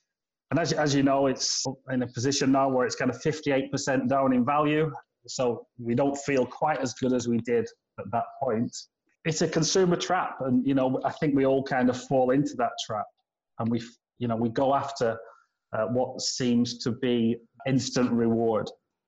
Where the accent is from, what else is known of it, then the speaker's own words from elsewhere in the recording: United Kingdom; now in China; as a Brit moving to China, it's obviously very exciting